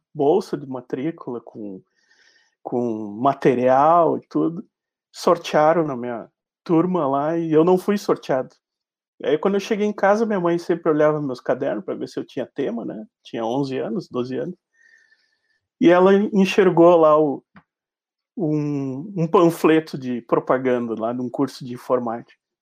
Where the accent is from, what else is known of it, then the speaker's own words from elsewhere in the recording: Uruguaiana, Rio Grande do Sul, Brazil; sou nascido em Uruguaiana, mas me criei em Uruguaiana